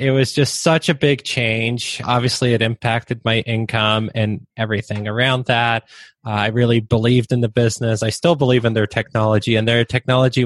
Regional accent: Waterloo, Ontario, Canada; first language Polish; English is a second language; also born or lived in Poland; I grew up in Waterloo, Ontario, which is like Canada's version of Silicon Valley

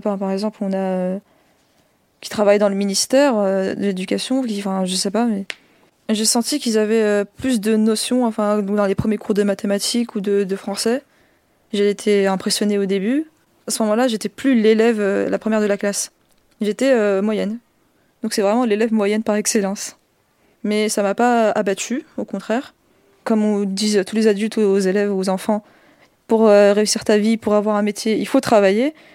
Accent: Colombes, Île-de-France, France; J'ai grandi à Colombes, dans le quartier des Fossés-Jean.

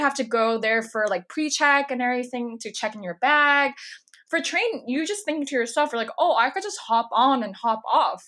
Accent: California, United States; now in New York, United States; I'm from California originally

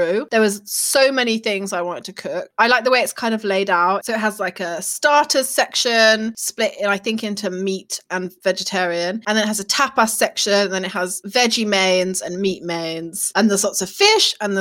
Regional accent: Birmingham, West Midlands, United Kingdom; accent: Brummy; my Brummy accent

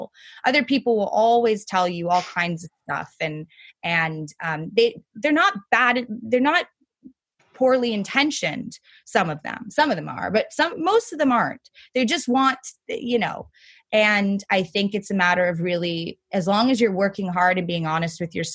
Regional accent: New York City, New York, United States; growing up in New York City and going to private school

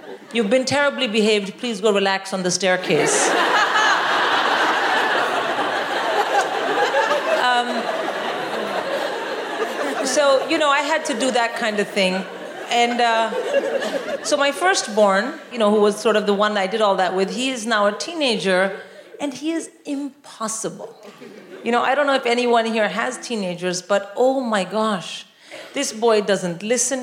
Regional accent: India; now in United Kingdom; I'm born and raised in India

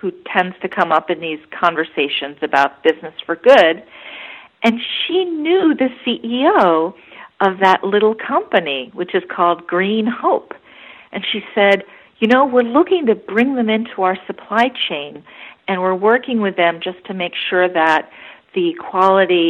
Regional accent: United States; as an American

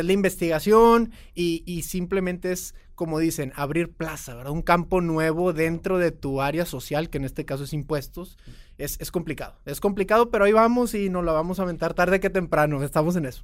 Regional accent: Mexico; also born or lived in Austin, Texas / Houston, Texas; Como todo mexicano, de hombre de familia

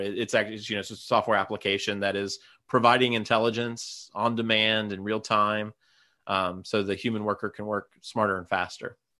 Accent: Ohio, United States; my hometown, Police, Ohio

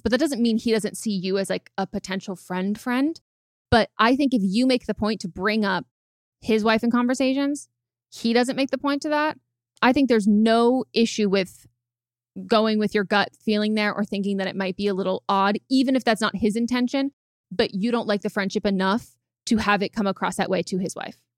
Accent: California, United States; growing up in California

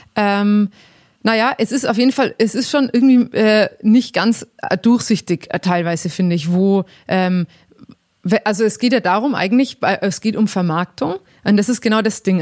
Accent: Langenzenn, Bavaria, Germany; ich komme ja aus Langen, Zen

